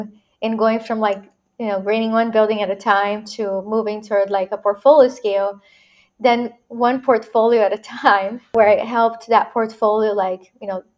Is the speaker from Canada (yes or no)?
no; Brazil; moved away as an adult; now in United States; I was born and raised in Brazil, so I'm a Latina immigrant